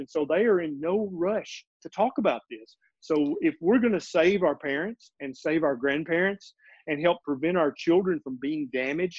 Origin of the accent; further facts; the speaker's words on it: Middle Tennessee, United States; also born or lived in Memphis, Tennessee; I was born and raised in Middle Tennessee.